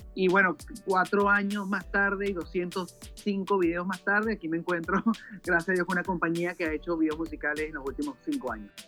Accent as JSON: {"language": "Spanish", "country": "Venezuela", "said": "soy venezolano, tengo 32 años de edad"}